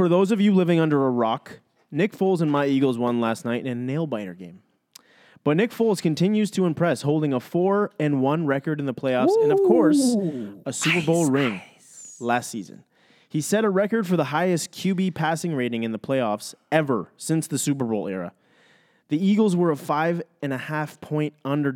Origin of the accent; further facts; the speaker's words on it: Canada; We as Canadian, real Canadian fans